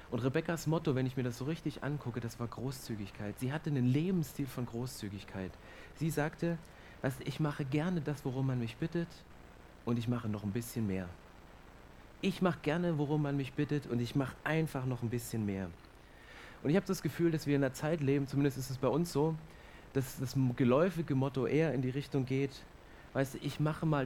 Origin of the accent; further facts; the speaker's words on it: Germany; Und ich bin Deutscher und ich mag es zu prüfen, ich mag es zu kontrollieren.